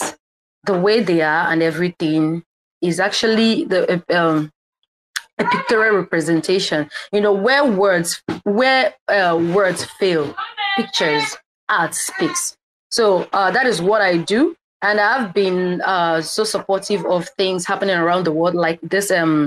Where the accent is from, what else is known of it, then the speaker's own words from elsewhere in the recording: Nigeria; I am a Nigerian artist.